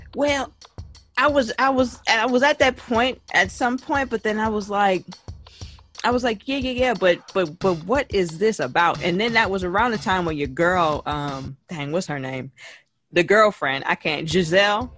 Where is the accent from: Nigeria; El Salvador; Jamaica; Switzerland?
Jamaica; I am Jamaican